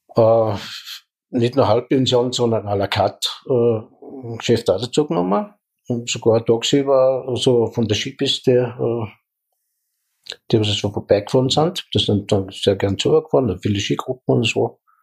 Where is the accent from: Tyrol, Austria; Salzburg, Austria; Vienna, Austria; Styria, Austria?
Salzburg, Austria; Leogang; ich bin am Forsthof gut geboren